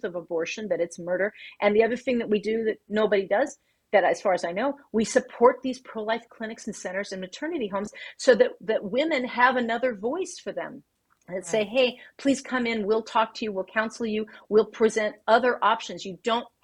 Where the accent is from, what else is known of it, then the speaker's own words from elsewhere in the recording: Texas, United States; now in California, United States; I'm from Texas.